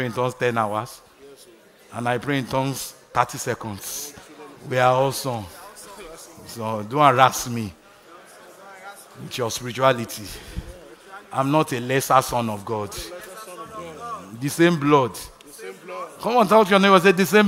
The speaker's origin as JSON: {"language": "English", "country": "Nigeria", "tie": "born or raised there", "moved": "yes", "said": "growing up in Nigeria"}